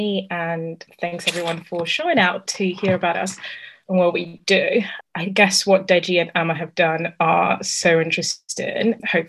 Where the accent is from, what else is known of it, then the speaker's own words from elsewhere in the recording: Italy; moved away as an adult; I started looking for part-time jobs because I came from Italy. I didn't get the maintenance loan.